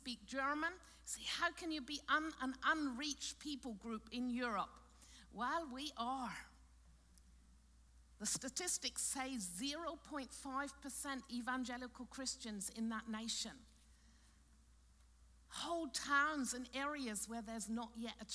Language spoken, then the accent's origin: English; Cornwall, South West England, United Kingdom; now in Austria; I grew up in Cornwall in England on a big farm.